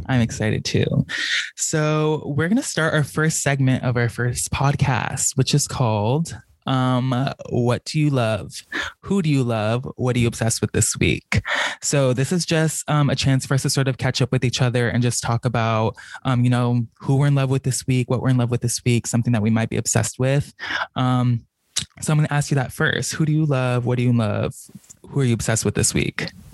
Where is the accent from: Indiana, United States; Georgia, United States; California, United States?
California, United States; Norwalk; moved away as an adult; also born or lived in Buena Park, California; now in San Francisco, United States; I grew up in Orange County. So with my parents, I lived in Buena Park